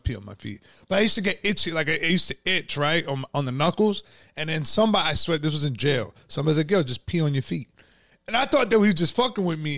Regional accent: Yonkers, New York, United States; I was born and raised in Yonkers

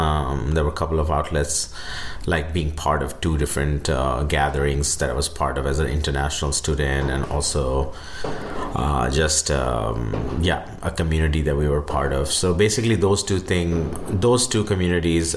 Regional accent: India; moved away

